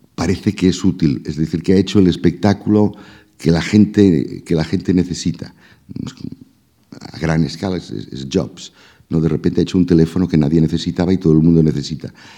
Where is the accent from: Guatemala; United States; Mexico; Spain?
Spain; Reus, Catalonia; yo nací en Reus